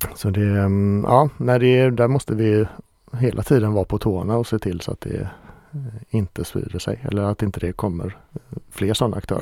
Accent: Ale, Västra Götaland, Sweden; jag kommer från Ale

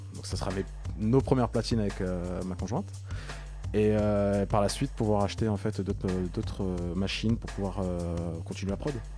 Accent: Maisons-Alfort, Île-de-France, France; je suis euh, d'origine de la banlieue sud-est de Paris, je viens du Val-de-Marne, de Maison Alfort précisément

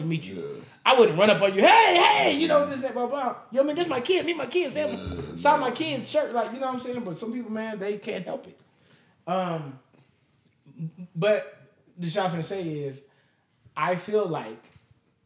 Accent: Las Vegas, Nevada, United States; I'm from Vegas

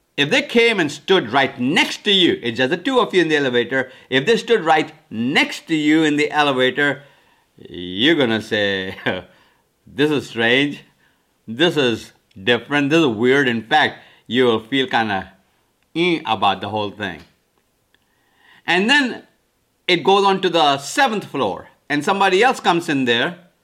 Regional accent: India; now in United States; I'm from India originally, came to America in nineteen seventy-three.

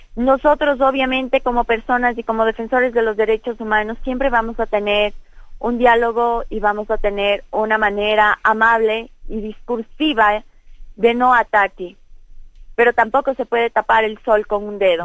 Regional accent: Ecuador; nosotros como pueblo ecuatoriano

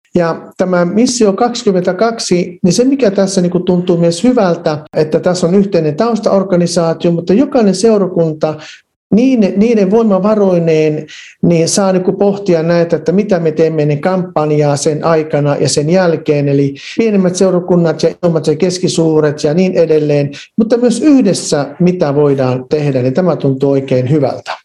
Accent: Varkaus, North Savo, Finland; now in Lahti, Finland; mä olen kotoisin Varkaudesta, mä olin syntynyt ja käynyt siellä kouluni

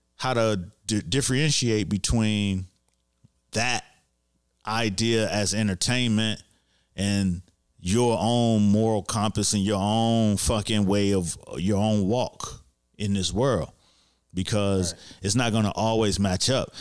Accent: Miami, Florida, United States; I grew up in Miami

